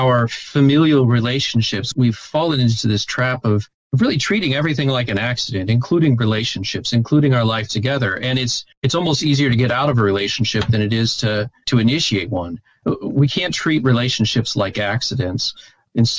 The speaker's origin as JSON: {"language": "English", "town": "Evansville", "region": "Indiana", "country": "United States", "tie": "born or raised there", "said": "I had gotten to know people in all of those churches when I was growing up here in the Evansville area"}